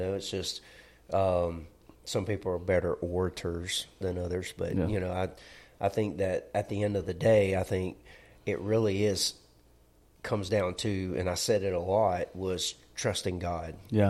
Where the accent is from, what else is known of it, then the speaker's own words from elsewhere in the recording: Alabama, United States; Well, we're from Alabama. We're not going to say Augustine.